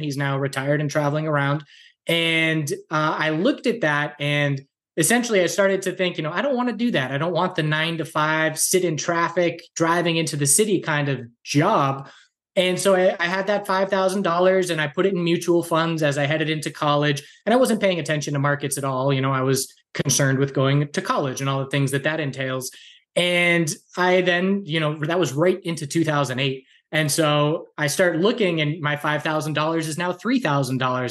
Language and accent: English; Andover, Massachusetts, United States; moved away as an adult; also born or lived in Wilmington, North Carolina; now in western North Carolina, United States; I grew up in Massachusetts, about a half hour north of Boston in Andover